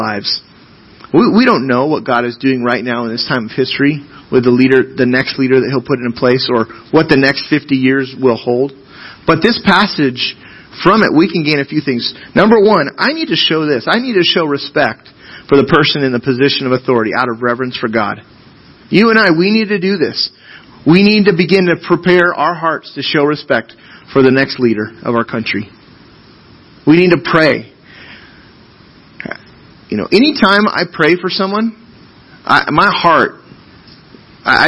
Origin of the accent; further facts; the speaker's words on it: United States; American citizens